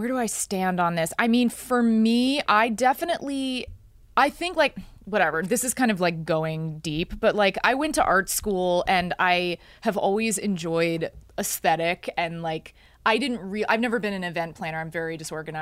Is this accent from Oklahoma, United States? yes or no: no; Texas, United States; I didn't grow up religious and I grew up in Texas.